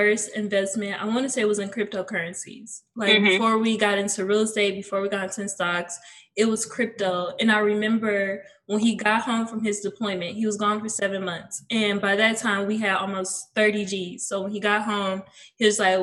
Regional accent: Cleveland, Ohio, United States; I'm from Cleveland, Ohio, born and raised

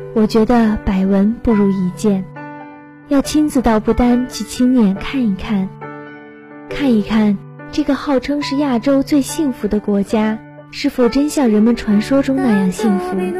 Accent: China; 我们中国人常说穷家富路

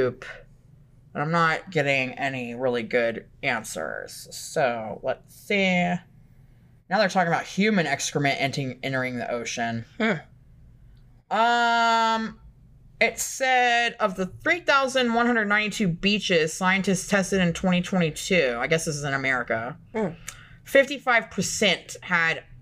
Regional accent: Florida, United States; I grew up in Florida

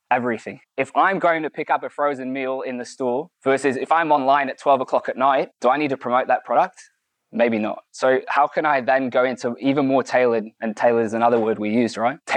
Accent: United Kingdom; now in United States; I'm from the UK, I live in the US, and I've been here for four years.

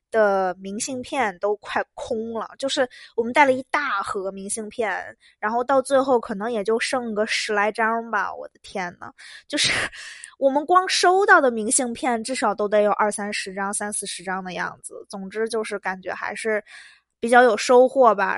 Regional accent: Beijing, China; 我是北京人

